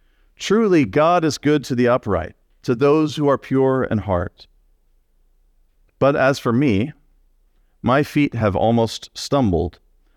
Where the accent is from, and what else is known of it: Texas, United States